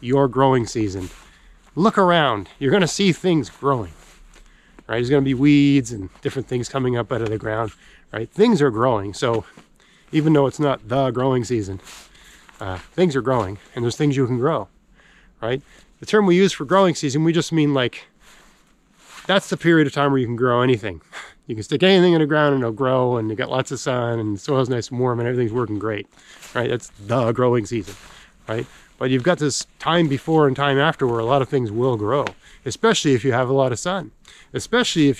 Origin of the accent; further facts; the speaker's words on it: Canada; I'm a Canadian